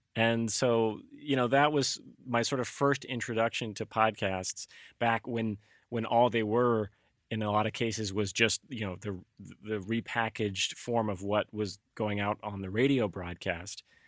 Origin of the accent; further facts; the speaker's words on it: Alabama, United States; now in Concord, United States; I grew up in Alabama